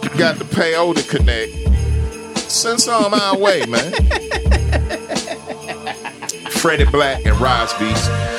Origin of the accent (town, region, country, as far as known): Memphis, Tennessee, United States; born or raised there